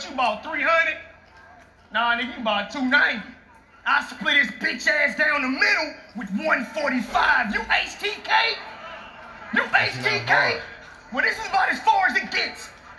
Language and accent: English; St. Louis, Missouri, United States; I'm from St. Louis.